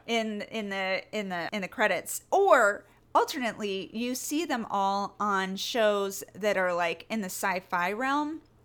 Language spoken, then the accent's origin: English; Northern California, United States; also born or lived in New York; I'm from Northern California